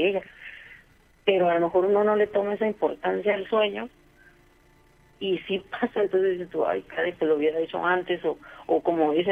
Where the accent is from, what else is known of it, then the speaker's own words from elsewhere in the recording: Mexico; now in Brenzone sul Garda, Italy; soy mexicana, pero adopté el apellido de mi esposo.